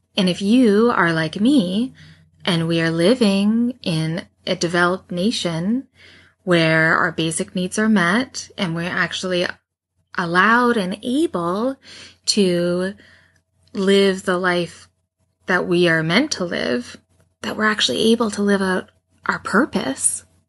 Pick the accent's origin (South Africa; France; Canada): Canada; accent: Canadian; how Canadian my about is